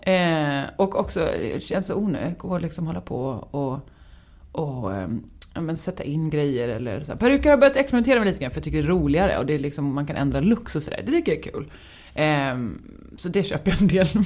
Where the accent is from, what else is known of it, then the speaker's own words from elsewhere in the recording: Värnamo, Jönköping County, Sweden; moved away; Stubbabo. En gård tre kilometer från närmsta granne